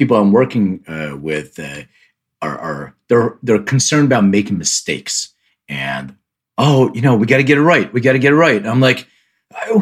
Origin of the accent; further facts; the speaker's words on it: Philadelphia, Pennsylvania, United States; I grew up in Philly